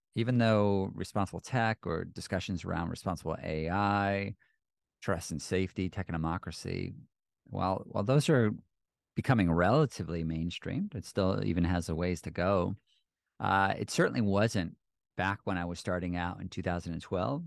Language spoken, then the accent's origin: English; United States; speaking as an American